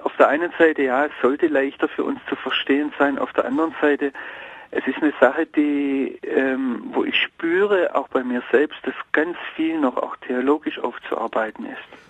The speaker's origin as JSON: {"language": "German", "country": "Germany", "also_born_or_lived": "Israel", "moved": "yes", "lives_now": "Jerusalem, Israel", "said": "wir sind Deutsche"}